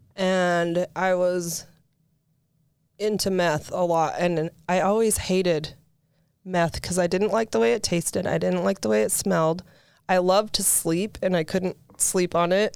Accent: St. George, Utah, United States; also born or lived in Pleasant Grove, Utah / Provo, Utah; when we moved to Saint George when I was in first grade, um, we lived out in Ivins

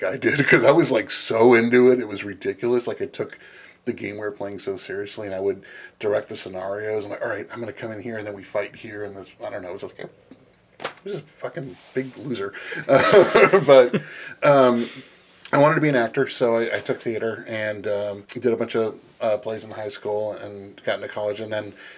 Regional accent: Los Angeles, California, United States; moved away as an adult; now in Midwest, United States; I was born and raised in Los Angeles, and then I moved to the Midwest

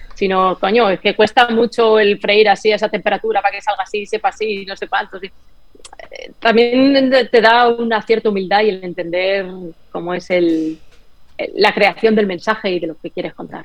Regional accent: Spain; moved away as an adult; also born or lived in San Francisco, United States; now in Miami, United States; en España todo es mejor y como, bueno, es diferente, es maravilloso, en mi país, en mi patria, lo amo

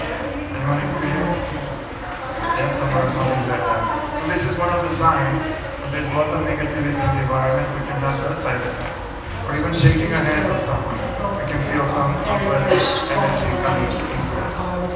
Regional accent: Serbia; English is a second language; also born or lived in United States; I've been doing spiritual practice for the last 23 years. I'm from Serbia, and I lived in the USA for 10 years.

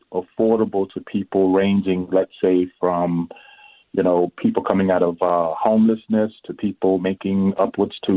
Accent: New Orleans, Louisiana, United States; now in Minneapolis, United States; I'm originally from New Orleans

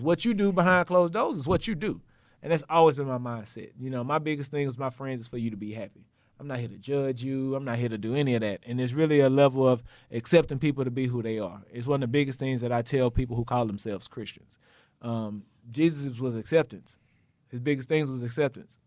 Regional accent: Texas, United States; moved away as an adult; also born or lived in Tennessee; I'm from Texas

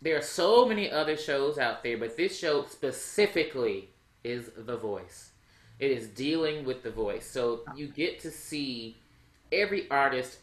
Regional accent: Texas, United States; I'm from Texas

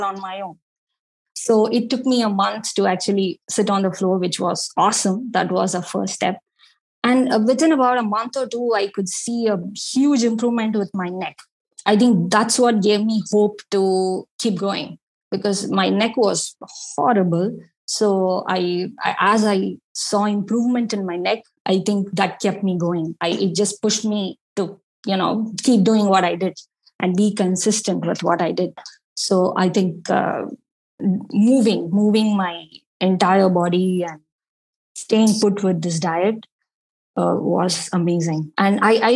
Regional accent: India; being Indian

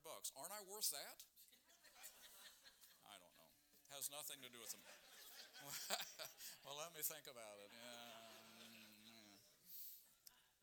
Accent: Hilliard, Ohio, United States; we grew up in Hilliard

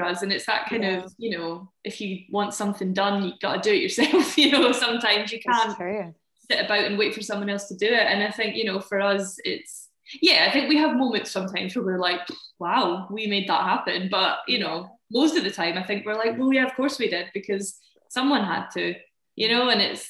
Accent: United Kingdom

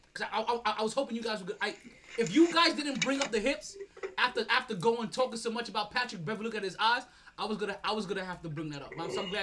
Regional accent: Jamaica; I'm the Jamaican talent

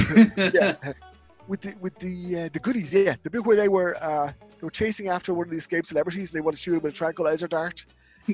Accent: Dublin, Leinster, Ireland; I'm from Dublin, Ireland

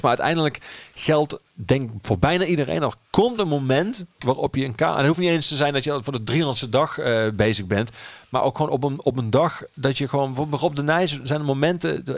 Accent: Geleen, Limburg, Netherlands; also born or lived in Amsterdam; now in Maastricht, Netherlands; Geleen, mijn geboortestad

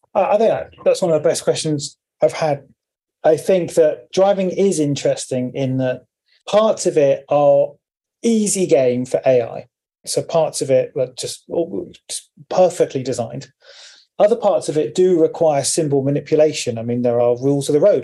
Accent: Cornwall, South West England, United Kingdom; I'm from Cornwall with the high hedges

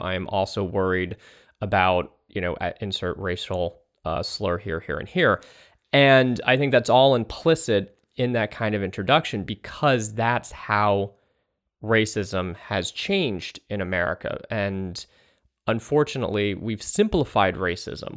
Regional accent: East Bay, San Francisco Bay Area, California, United States; moved away as an adult; also born or lived in Australia; now in Brooklyn, United States; I'm from California originally. I'm from the San Francisco Bay Area, the East Bay, the Berkeley, Oakland Hills

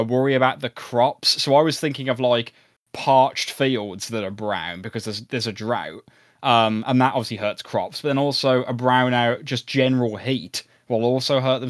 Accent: United Kingdom; we're British

